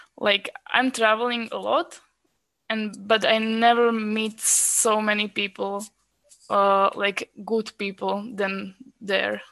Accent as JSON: {"language": "English", "country": "Slovakia", "tie": "born or raised there", "also_born_or_lived": "Czech Republic", "moved": "as an adult", "said": "I'm a Slovak girl. I was born in Slovakia, but I studied medicine in Czech Republic."}